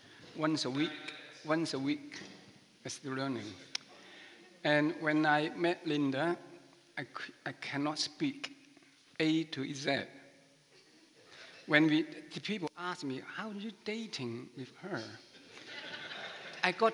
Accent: Macau; first language Chinese; English is a second language; moved away as an adult; now in Manchester, United Kingdom; I come from Macau, near Hong Kong.

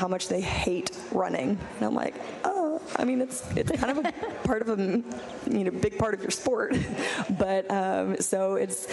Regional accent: Texas, United States; also born or lived in Evanston, Illinois; I'm originally from Texas

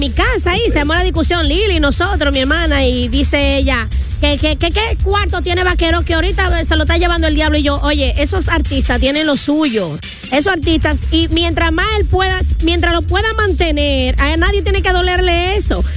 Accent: Dominican Republic; now in New York, United States; Somos dominicanos. Yo que estoy por Nueva York

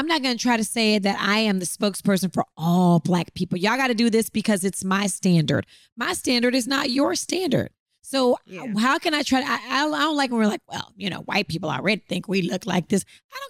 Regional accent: the South, United States; I'm a Southerner.

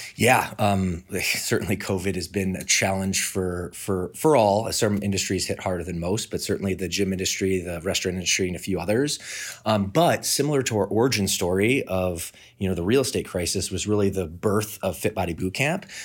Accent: Midwest, United States; moved away as an adult; now in Southern California, United States; I'm from the Midwest, uh, moved out to Southern California in two thousand four

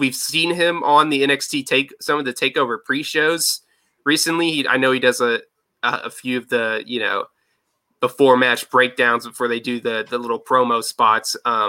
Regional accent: Brownsburg, Indiana, United States; my hometown in Brownsburg, Indiana.

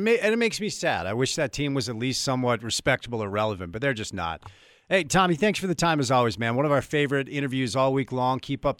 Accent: Northeast, United States; you and I grew up in the Northeast during a time where Knick basketball mattered.

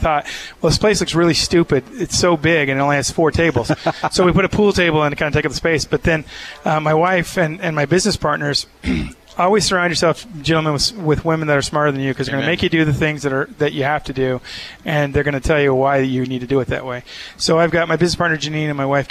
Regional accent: Texas, United States; now in Provo, United States; I'm from Texas. I grew up here

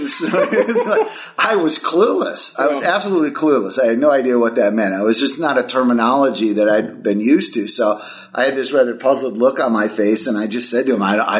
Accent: Milwaukee, Wisconsin, United States; I grew up in Milwaukee, Wisconsin. So I'm a cheesehead, diehard Packer fan.

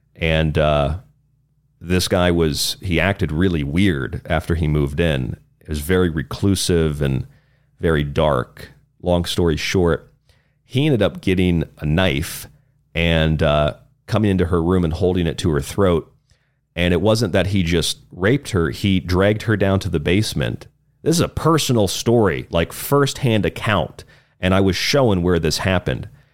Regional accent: Florida, United States; moved away; in my home state of Florida. This is where I was living at the time

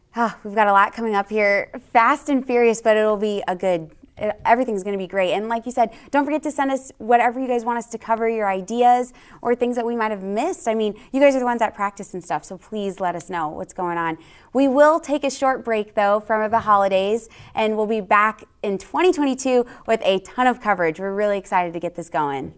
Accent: San Francisco Bay Area, California, United States; moved away as an adult; also born or lived in Arizona / Texas; I'm from California, the San Francisco Bay Area. Born and raised there

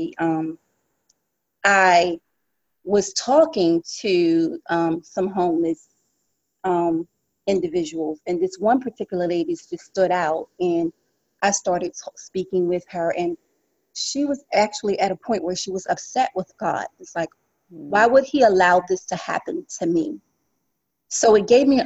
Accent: South Carolina, United States; now in New York City, United States; I am from South Carolina originally, from a rural farm

